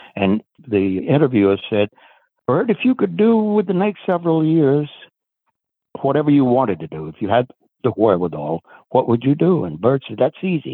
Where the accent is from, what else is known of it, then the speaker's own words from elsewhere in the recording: the South, United States; I was exposed to it at a very, very early age in the segregated South in the United States.